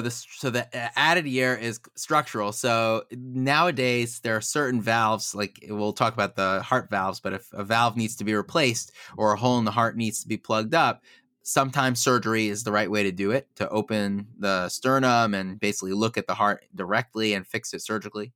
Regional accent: United States; now in Baltimore, United States; I grew up in Muncie originally

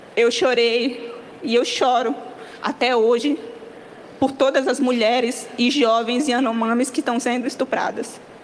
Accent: Rondônia, Brazil; Eu sou mulher indígena da Amazônia, eu venho de Rondônia

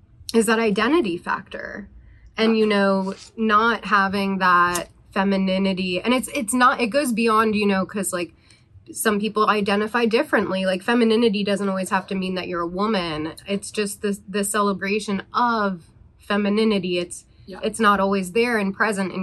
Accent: East Coast, United States; now in Los Angeles, United States; I'm from the East Coast originally as well

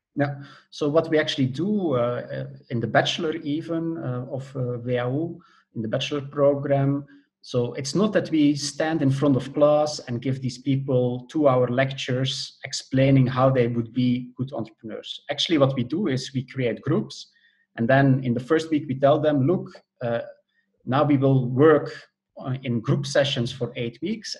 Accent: Belgium; moved away as an adult; also born or lived in Netherlands; now in Germany; Originally, I'm from Belgium.

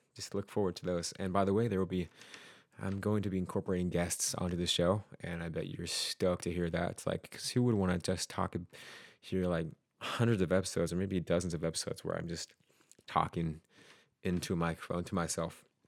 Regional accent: Utah, United States; now in Oregon, United States; I grew up in Utah, and, uh, have a lot of friends who are still out there. And I did leave Utah for Oregon

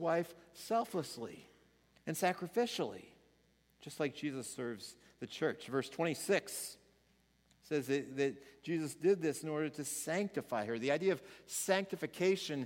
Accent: Missouri, United States; I was from Missouri

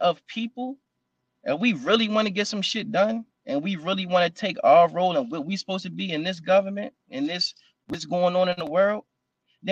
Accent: United States; We were born here on this soil. We are Americans.

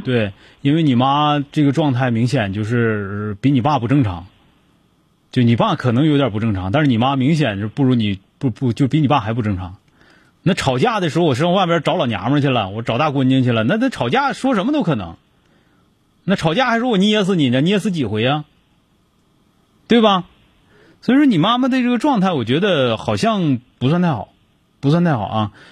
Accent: Northeast China, China; 咱们东北人

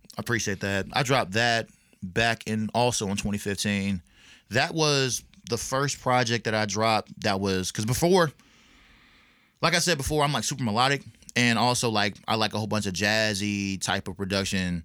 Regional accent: Clarksville, Tennessee, United States; also born or lived in Fayetteville, North Carolina / Augusta, Georgia; now in Nashville, United States; I'm originally from Fayetteville, North Carolina

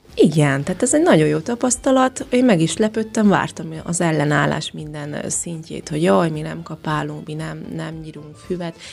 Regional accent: Lébény, Győr-Moson-Sopron, Hungary; moved away as an adult; also born or lived in Tusnádfürdő, Romania; now in Székelyhíd, Romania; Magyarországon születtem, de én már négy éve itt élek Romániában. Gyamoson Sopron megyéből származom, ez Északnyugat Magyarország, Kisalföld régiója, Lébényből

